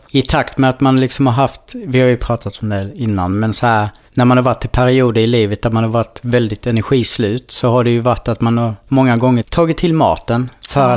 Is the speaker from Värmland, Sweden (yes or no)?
no; Blekinge, Sweden; moved away as an adult; jag kommer från Blekinge